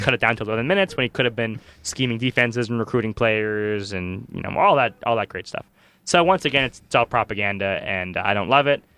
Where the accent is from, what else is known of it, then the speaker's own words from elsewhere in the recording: Washington, District of Columbia, United States; my hometown football team